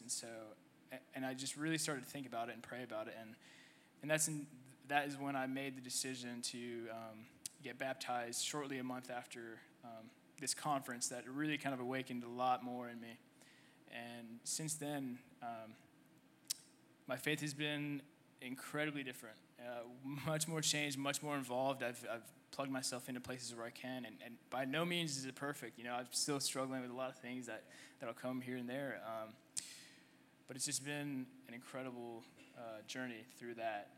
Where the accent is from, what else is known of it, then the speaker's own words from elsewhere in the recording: Canada; also born or lived in Egypt; now in United States; I was born in Egypt. Um, I lived there for two years, and my family decided to uh, move to Canada